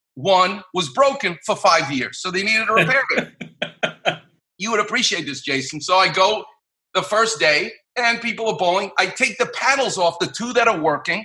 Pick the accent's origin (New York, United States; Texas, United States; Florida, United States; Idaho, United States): New York, United States; New York City; moved away as an adult; now in Los Angeles, United States; I'm from Far Rockaway.